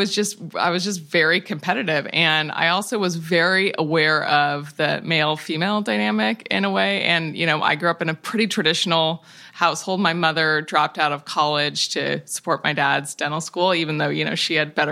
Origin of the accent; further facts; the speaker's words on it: Tacoma, Washington, United States; I grew up in Tacoma, Washington, in the woods, and near a fabulous public park.